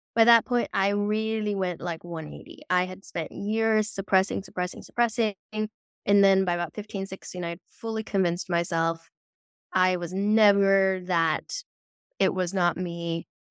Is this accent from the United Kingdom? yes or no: no; Netherlands; I grew up in the Netherlands, um, which is very practical culture